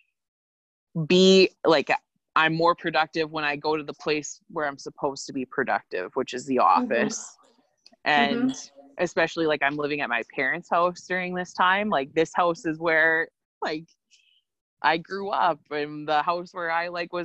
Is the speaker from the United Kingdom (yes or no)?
no; Quill Lake, Saskatchewan, Canada; being back in my hometown, that's something like, this is the longest I've lived here since I graduated from high school